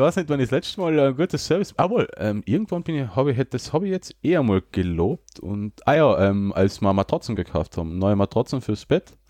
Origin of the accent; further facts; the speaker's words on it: Austria; bei uns in Österreich